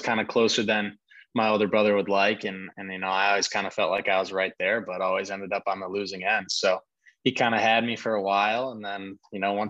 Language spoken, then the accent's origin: English; Orland Park, Illinois, United States; I grew up in Orland Park, Illinois. It's about 45 minutes south of the city of Chicago